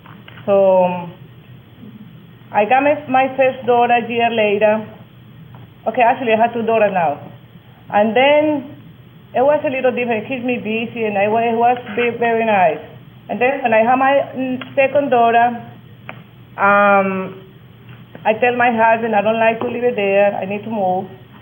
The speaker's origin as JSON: {"language": "English", "country": "Colombia", "moved": "as an adult", "lives_now": "United States", "said": "I came from Colombia in 86."}